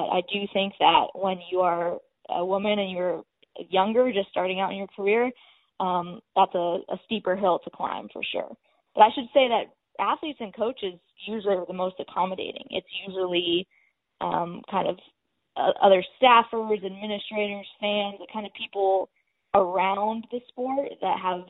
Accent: West Coast, United States; now in Louisville, United States; I'm from the West Coast

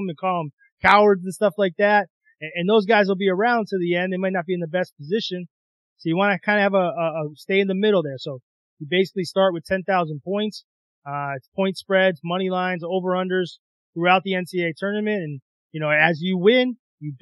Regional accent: Massachusetts, United States; also born or lived in South Bend, Indiana; I'm originally from Massachusetts. So I was able to move back here, let him be around family a little bit.

